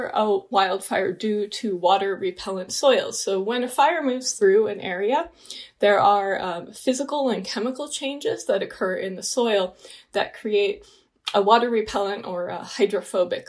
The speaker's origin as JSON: {"language": "English", "area": "Santa Barbara County", "region": "Southern California", "country": "United States", "tie": "born or raised there", "said": "I grew up in Southern California in Santa Barbara County"}